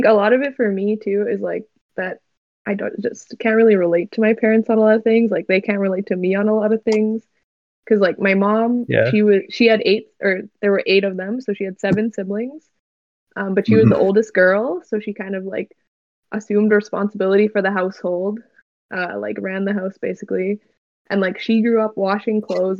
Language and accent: English; Canada; my childhood was just like being a normal kid growing up in Canada.